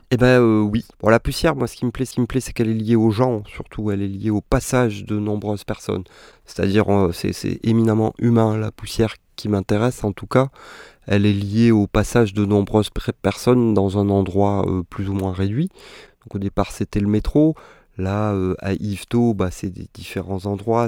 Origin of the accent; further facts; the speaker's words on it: Réunion; moved away; j'ai grandi à La Réunion